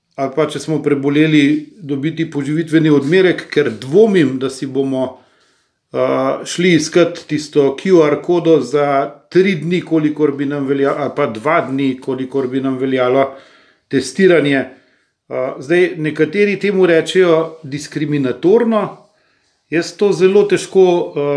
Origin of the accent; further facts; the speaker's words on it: Slovenia; smo Slovenci